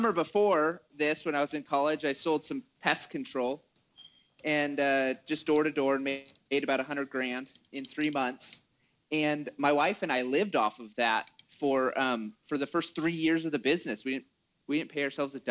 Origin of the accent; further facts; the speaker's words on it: Washington, United States; moved away as an adult; also born or lived in Utah; I grew up in Washington. My dad farms up there.